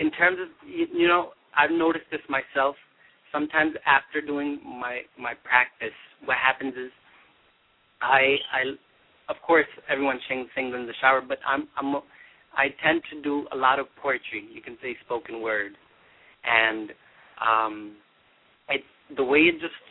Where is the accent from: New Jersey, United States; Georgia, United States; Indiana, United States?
New Jersey, United States; Jersey City; I grew up in Jersey City, New Jersey.